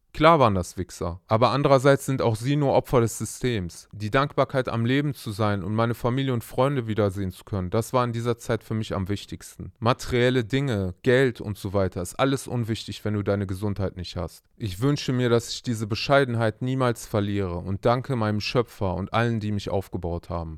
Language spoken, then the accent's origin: German; Germany; bei uns in Deutschland